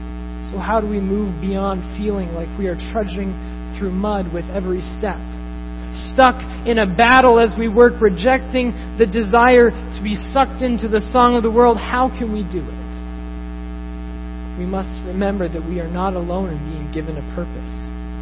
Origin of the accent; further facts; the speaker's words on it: Tokyo, Japan; Growing up in Japan, in Tokyo, I saw this constantly with businessmen who were constantly pursuing fulfillment